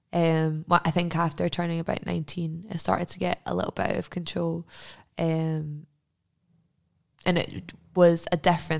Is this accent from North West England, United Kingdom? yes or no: no; Glasgow, Scotland, United Kingdom; I grew up in Jordan Hill, which is like a really kind of middle class constituent area.